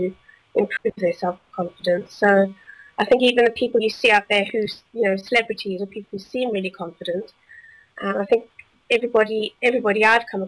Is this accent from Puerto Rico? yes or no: no; South Africa; moved away as an adult; also born or lived in Belgium; now in United Kingdom; I grew up in South Africa